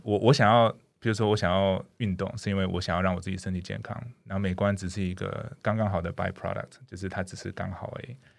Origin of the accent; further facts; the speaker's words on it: Canada; first language English; Chinese is a second language; now in Taiwan; 因为我以前是在加拿大长大，我从小加拿大长大